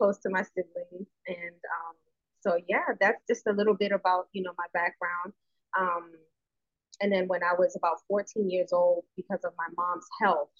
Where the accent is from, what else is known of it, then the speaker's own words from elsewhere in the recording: New York City, New York, United States; also born or lived in Bronx, New York; I was born in the Bronx, New York. So New York is definitely my background, and anyone who knows me knows. If I start talking long enough, people know I'm from New York, but I was born in the Bronx, but I was raised in Far Rockaway, Queens